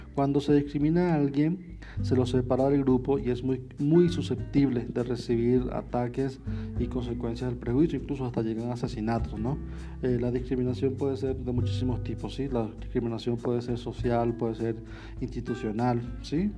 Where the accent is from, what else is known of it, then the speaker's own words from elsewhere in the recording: Venezuela; also born or lived in Panama; now in Mexico; soy de origen venezolano, actualmente vivo en México